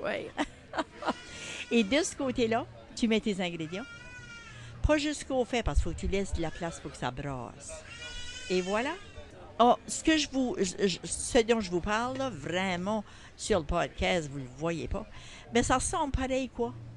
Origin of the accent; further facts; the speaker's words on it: Saint-Louis-de-Kent, New Brunswick, Canada; Je viens de Saint-Louis-de-Kent